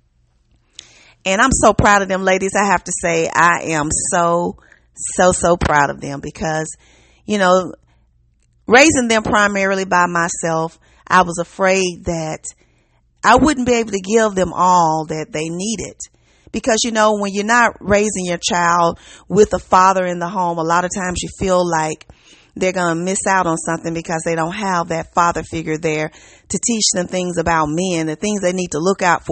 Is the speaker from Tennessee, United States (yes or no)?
yes; Memphis, Tennessee, United States; Hello from the South. I'm from Memphis